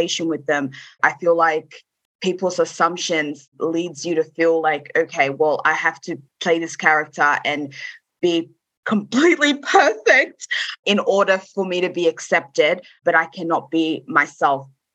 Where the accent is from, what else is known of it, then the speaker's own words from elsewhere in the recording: Australia; I am, you know, a South Sudanese woman, or I am Australian, you know, because I was brought up here